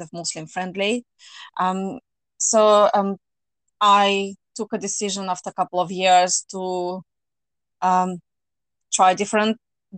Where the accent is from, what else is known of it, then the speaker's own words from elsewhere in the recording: Russia; moved away as an adult; now in United Kingdom; I'm originally from Russia, but I have lived in UK for 19 years.